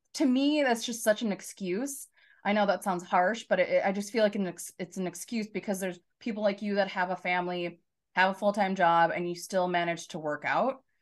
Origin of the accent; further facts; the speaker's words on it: Chanhassen, Minnesota, United States; also born or lived in Shakopee; Chanhassen is my hometown